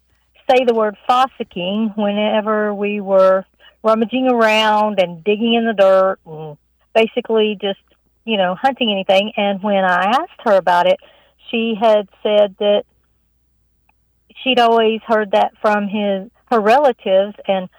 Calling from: New Jersey, United States; New Jersey.

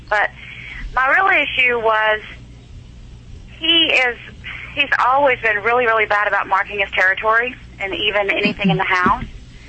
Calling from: Fort Worth, Texas, United States; I'm calling from Fort Worth, Texas.

